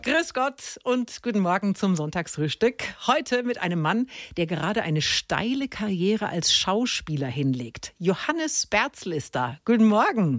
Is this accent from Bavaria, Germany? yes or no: yes; Middle Franconia, Bavaria, Germany; ich komme aus Mittelfranken